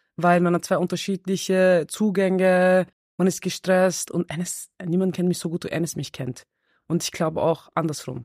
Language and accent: German; Vienna, Austria; ich bin selber im 16. im Außenbezirk